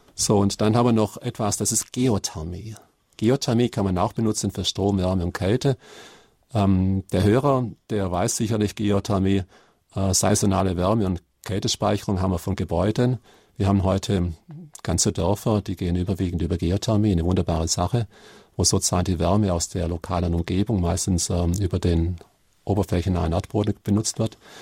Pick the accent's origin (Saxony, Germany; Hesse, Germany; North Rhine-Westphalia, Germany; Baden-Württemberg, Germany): Baden-Württemberg, Germany; Karlsruhe; wo ich herkomme, Karlsruhe